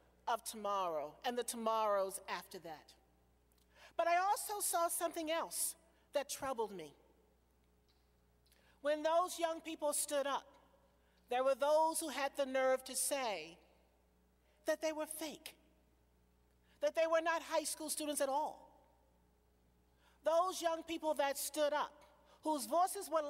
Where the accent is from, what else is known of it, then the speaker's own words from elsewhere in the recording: Virginia, United States; moved away; I'm from Virginia